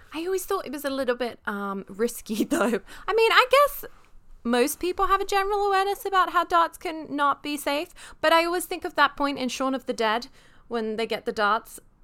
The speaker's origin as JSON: {"language": "English", "country": "United Kingdom", "moved": "yes", "said": "I am British"}